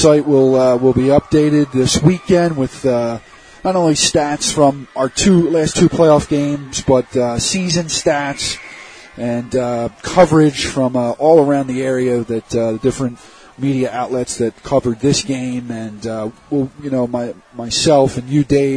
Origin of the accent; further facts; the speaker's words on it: Broomall, Pennsylvania, United States; I grew up there in Broomall